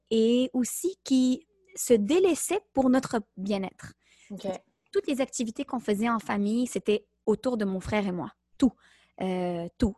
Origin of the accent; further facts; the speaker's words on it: Montreal, Quebec, Canada; je suis née à Montréal de deux parents d'origine marocaine